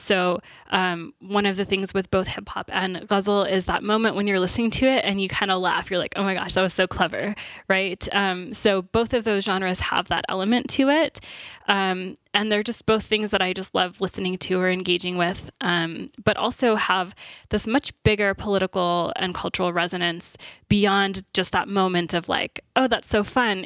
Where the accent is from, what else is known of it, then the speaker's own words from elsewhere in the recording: Texas, United States; I'm from Texas, so that's where I went to university